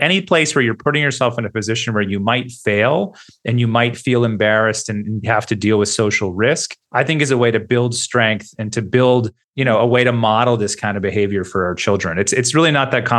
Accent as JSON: {"language": "English", "country": "United States", "moved": "as an adult", "lives_now": "Australia", "said": "as a journalist and as an American"}